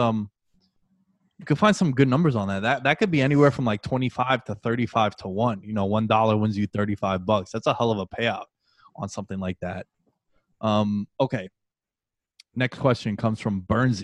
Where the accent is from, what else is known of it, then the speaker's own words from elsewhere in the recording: New York City, New York, United States; Coming from a dude who was born and raised in New York City